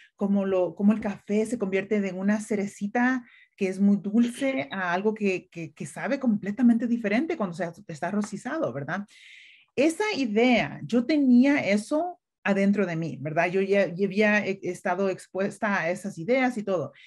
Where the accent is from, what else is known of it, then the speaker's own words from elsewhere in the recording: El Salvador; now in United States; yo crecí en una finca en El Salvador